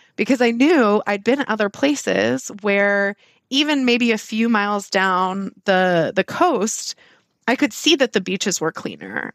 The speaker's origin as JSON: {"language": "English", "region": "Southern California", "country": "United States", "tie": "born or raised there", "said": "I grew up in Southern California"}